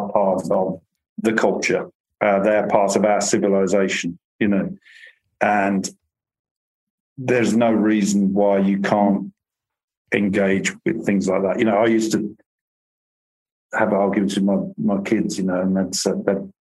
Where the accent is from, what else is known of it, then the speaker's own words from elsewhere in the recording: Birmingham, West Midlands, United Kingdom; all television I'm doing through the studio in Birmingham. And I'll start doing film as well through there, because it's my hometown